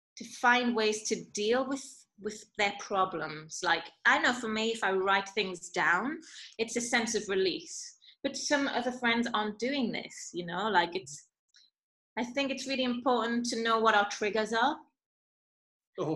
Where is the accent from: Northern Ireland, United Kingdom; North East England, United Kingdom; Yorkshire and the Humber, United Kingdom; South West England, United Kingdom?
North East England, United Kingdom; Newcastle upon Tyne; moved away as an adult; also born or lived in London / Macau / Scotland; I was born in Newcastle, and whilst I was in Macau